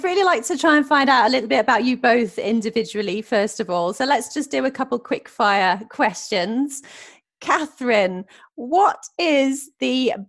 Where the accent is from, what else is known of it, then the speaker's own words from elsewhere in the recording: Norwich, East of England, United Kingdom; I also grew up in Norwich.